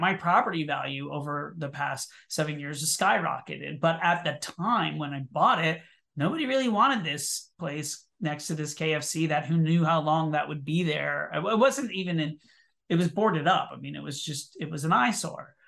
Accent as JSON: {"language": "English", "town": "Orlando", "region": "Florida", "country": "United States", "tie": "born or raised there", "moved": "as an adult", "lives_now": "New York City, United States", "said": "I was born in Orlando, Florida, and I moved to New York City in nineteen ninety-two to pursue a career in theater"}